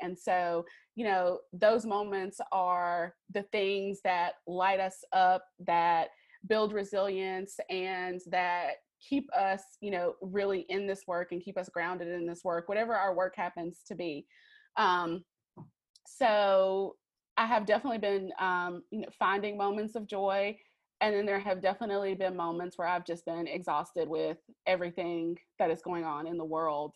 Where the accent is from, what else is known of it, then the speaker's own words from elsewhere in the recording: Greensboro, North Carolina, United States; I'm from Greensboro, North Carolina. That's where I'm uh, currently living